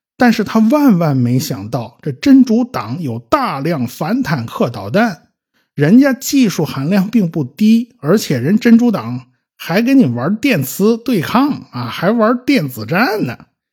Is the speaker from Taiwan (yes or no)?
no; China; 我们中国人都懂啊